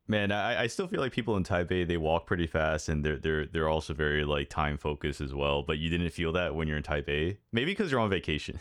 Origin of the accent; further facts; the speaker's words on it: United States; I'm an American